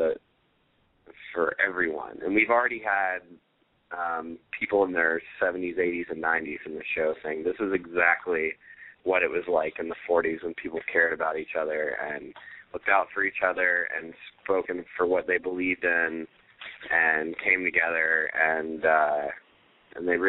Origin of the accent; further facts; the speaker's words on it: the South, United States; accent: Southern; Being the only probably true Southerner in the play and playing the only non-Southerner in the play has been really hard to not get back into my Southern accent